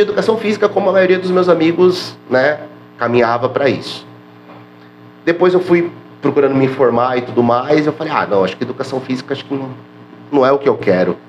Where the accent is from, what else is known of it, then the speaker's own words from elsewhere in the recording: São Sebastião, São Paulo, Brazil; eu sou daqui mesmo, sou de São Sebastião, nascido e criado aqui no bairro Itatinga